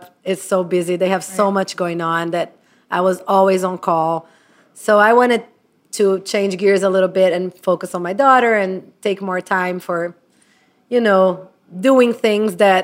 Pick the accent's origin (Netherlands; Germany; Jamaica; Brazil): Brazil; moved away as an adult; I'm from Brazil. I moved here in 2000, right out of college.